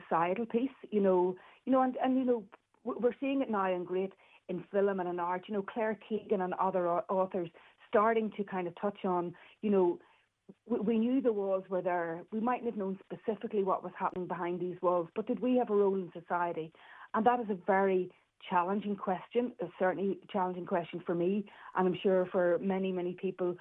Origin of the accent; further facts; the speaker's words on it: Northern Ireland, United Kingdom; I'm from Northern Ireland